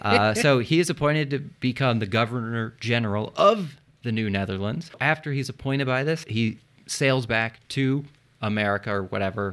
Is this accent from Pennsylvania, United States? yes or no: yes; Philadelphia, Pennsylvania, United States; I'm from Philly.